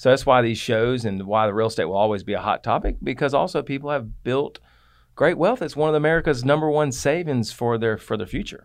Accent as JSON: {"language": "English", "town": "Atlanta", "region": "Georgia", "country": "United States", "tie": "born or raised there", "said": "I grew up in South Atlanta"}